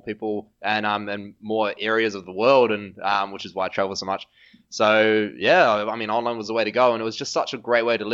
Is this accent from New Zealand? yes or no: yes; New Zealand; accent: New Zealand; I'm from New Zealand